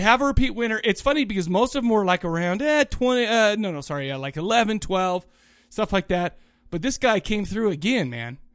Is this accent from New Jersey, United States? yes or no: no; Kaysville, Utah, United States; also born or lived in Farmington, Utah; I grew up in Farmington and Kaysville.